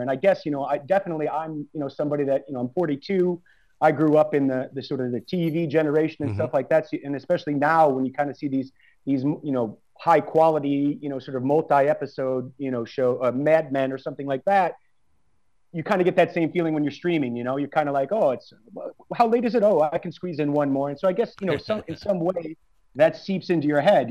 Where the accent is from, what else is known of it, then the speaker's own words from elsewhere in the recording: United States; moved away as an adult; also born or lived in Prague; I'm American